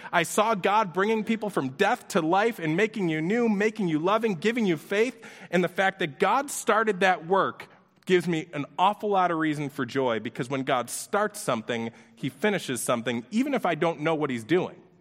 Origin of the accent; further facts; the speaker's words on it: Orchard Park, New York, United States; we grew up in Orchard Park, New York